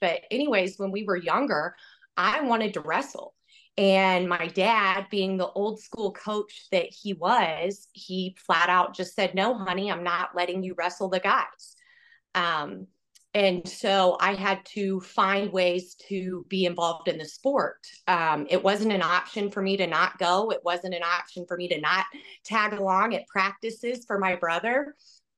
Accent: Georgia, United States; moved away as an adult; now in Iowa, United States; I'm originally from Georgia

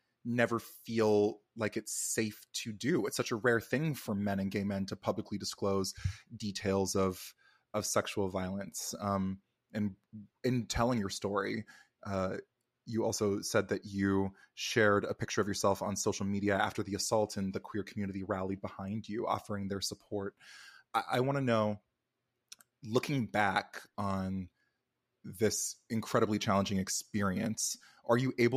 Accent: Alberta, Canada; also born or lived in Calgary; I'm from Alberta, actually. I was born and raised in Alberta

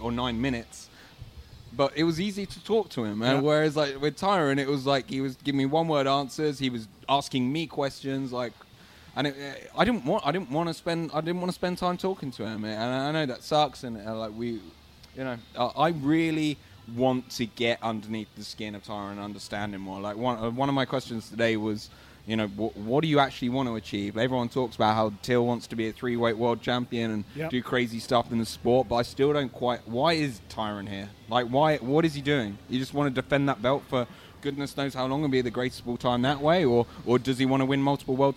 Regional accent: United Kingdom; I'm British

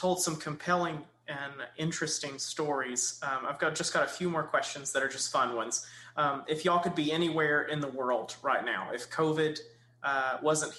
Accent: Kilgore, Texas, United States; I grew up in Kilgore

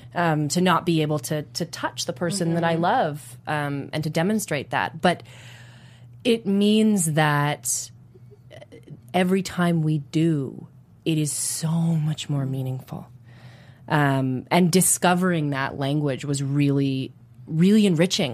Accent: Toronto, Ontario, Canada; I'm from Toronto

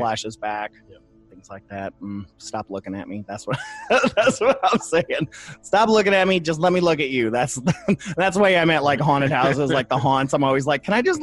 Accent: Toledo, Ohio, United States; moved away; went up to my hometown of Toledo

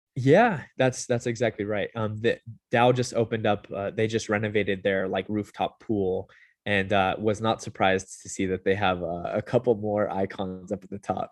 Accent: Southern California, United States; moved away as an adult; also born or lived in Utah; now in Las Vegas, United States; I grew up mm. in uh, Southern California

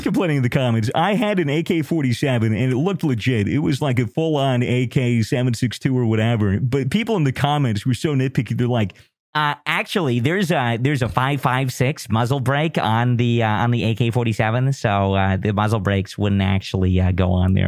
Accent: United States; I'm American

